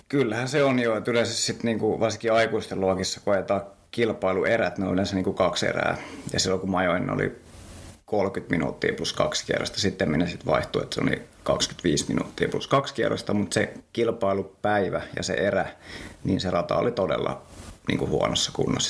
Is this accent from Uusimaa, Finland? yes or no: yes; Helsinki, Uusimaa, Finland; Mä oon kotosin Helsingistä